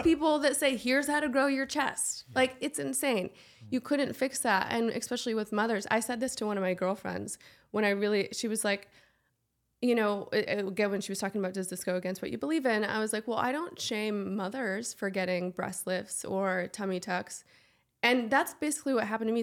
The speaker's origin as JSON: {"language": "English", "region": "Nebraska", "country": "United States", "also_born_or_lived": "Nashville", "moved": "yes", "said": "I come from Nebraska"}